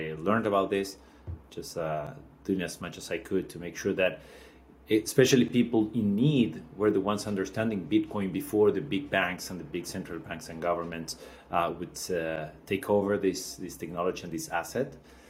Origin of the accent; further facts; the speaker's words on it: Argentina; So I was born in Argentina, born and raised.